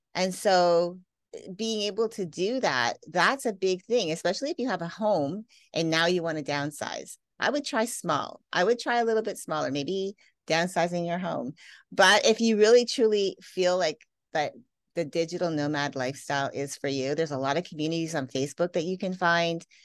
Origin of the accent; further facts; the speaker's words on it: Canada; moved away; also born or lived in Las Vegas; I grew up in Canada.